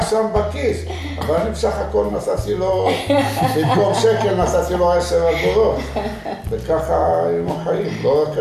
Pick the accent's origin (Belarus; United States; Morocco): Morocco; Fez, Fès-Meknès; Hebrew is a second language; also born or lived in Sefrou, Morocco; now in Israel; אני נולדתי בשפו. אבל... אה, וגדלת איפה? וגדלנו בגיל 6-7, ההורים שלי עברו לפז. כי סופו זה עיר קטנה